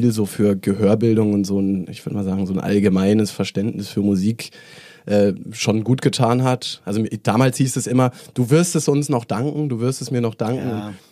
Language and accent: German; Lake Constance, Germany; also born or lived in Mainz / Stuttgart / Mannheim; now in Berlin, Germany; Gebürtig, gebürtig, Süddeutschland, aufgewachsen am Bodensee.